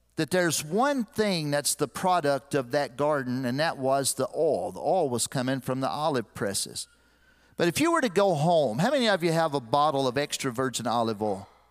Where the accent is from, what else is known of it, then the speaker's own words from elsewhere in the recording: Lexington, United States; moved away as an adult; I grew up in Lexington